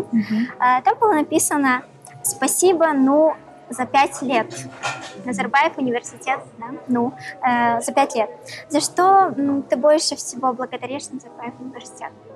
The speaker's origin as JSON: {"language": "Russian", "town": "Karaganda", "region": "Karaganda Region", "country": "Kazakhstan", "tie": "born or raised there", "said": "я, например, родилась в Караганде, и все свое детство я провела, наоборот, на севере Казахстана"}